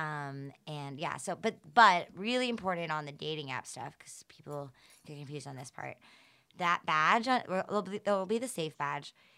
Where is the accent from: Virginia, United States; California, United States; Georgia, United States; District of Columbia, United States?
Georgia, United States; Atlanta; I'm from the South